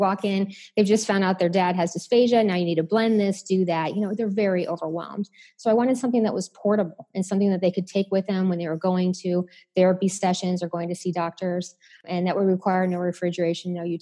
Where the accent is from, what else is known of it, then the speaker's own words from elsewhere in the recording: Chicago, Illinois, United States; I'm from Chicago